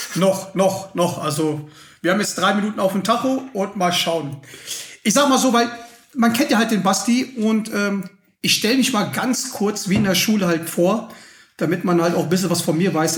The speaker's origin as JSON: {"language": "German", "town": "Schwelm", "region": "North Rhine-Westphalia", "country": "Germany", "tie": "born or raised there", "moved": "yes", "lives_now": "Munich, Germany", "said": "ich bin nämlich da in Schwelm aufgewachsen"}